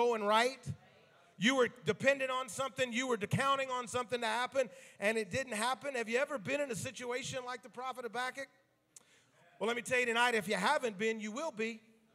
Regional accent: the South, United States; me growing up in the South

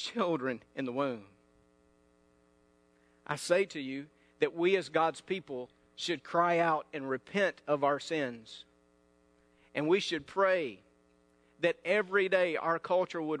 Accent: North Mississippi, United States; I'm from North Mississippi.

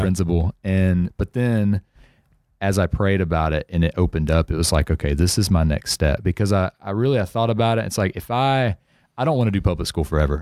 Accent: Center, Texas, United States; also born or lived in Nacogdoches, Texas; I lived my whole life in, uh, c, in Center

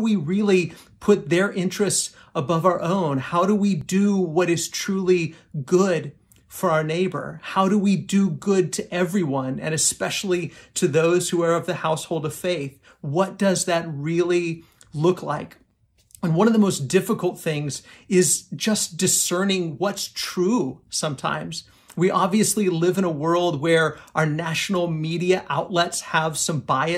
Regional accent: United States; as American Christians

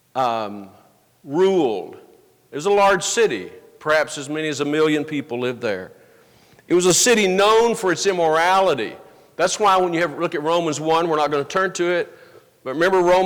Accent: the South, United States; I grew up in the South.

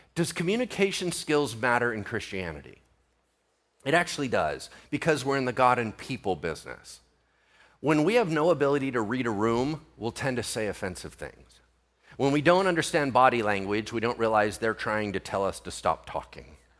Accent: United States; I'm American

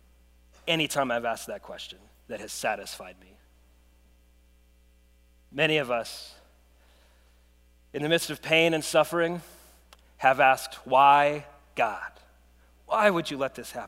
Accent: United States; As an American

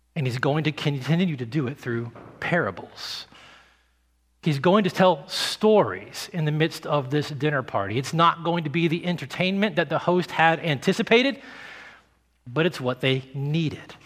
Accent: the South, United States; I grew up in the South

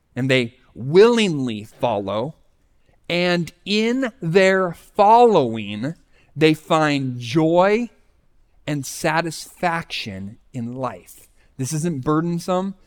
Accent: Scranton, Pennsylvania, United States; I was from the Scranton, Pennsylvania area

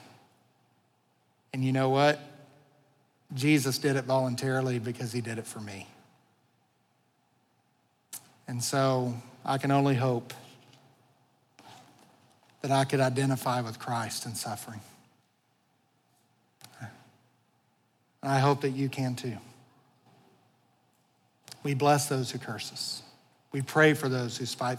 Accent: United States; I love being an American. I'm so thankful to be a citizen of this country

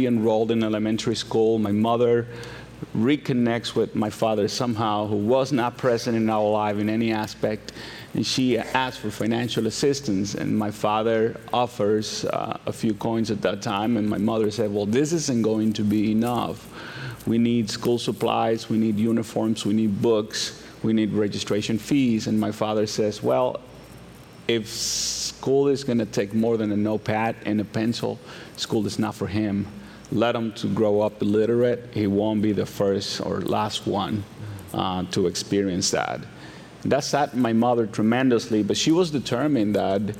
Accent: Santo Domingo, Dominican Republic; moved away; I am originally from the Dominican Republic, and I was born to a single teenage mother. And when I was about a toddler, 3, 4, my mother wanted to pursue better opportunities for us. And she thought that the big city, the capital, was where those opportunities were going to come from. So she took me and we migrated to Santo Domingo.

